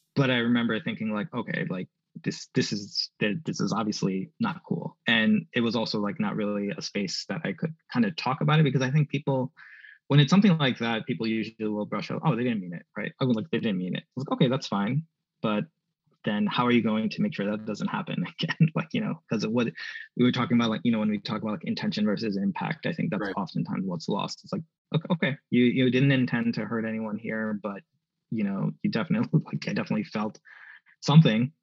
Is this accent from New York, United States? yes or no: yes; New York City, New York, United States; moved away; also born or lived in Southwestern Pennsylvania; I wanted to come back home to New York City